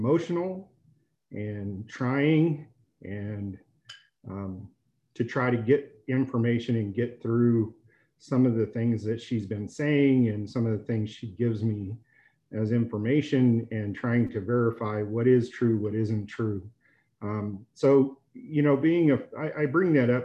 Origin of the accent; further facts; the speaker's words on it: Denver, Colorado, United States; I was born in Denver General